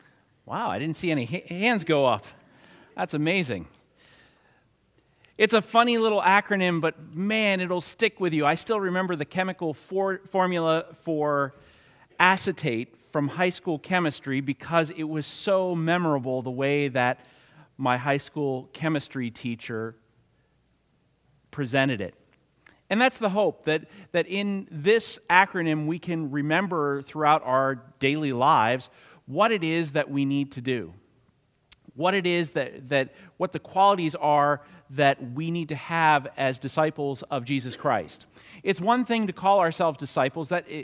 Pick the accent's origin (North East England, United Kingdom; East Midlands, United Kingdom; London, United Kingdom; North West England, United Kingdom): North East England, United Kingdom; Newcastle; And I think that's because I come from Newcastle. Newcastle. Can anything good come out of Newcastle?